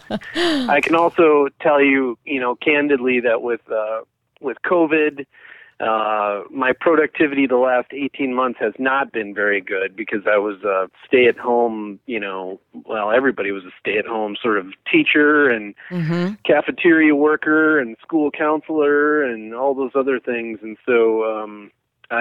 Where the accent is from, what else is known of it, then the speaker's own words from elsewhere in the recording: Eau Claire, Wisconsin, United States; I grew up in Eau Claire